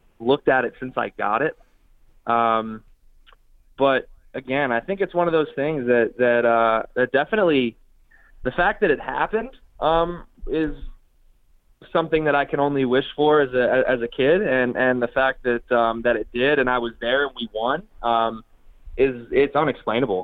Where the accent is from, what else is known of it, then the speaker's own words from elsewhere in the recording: Pennsylvania, United States; now in Florida, United States; I grew up in Pennsylvania, so I'm a Northeast kid